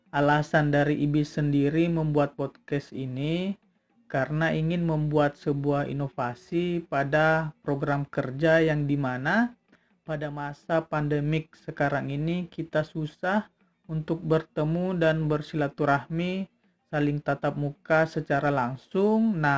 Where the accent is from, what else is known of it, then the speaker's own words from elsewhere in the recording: Palopo, South Sulawesi, Indonesia; Saya berasal dari Palopo, berkuliah di Telkom University Bandung.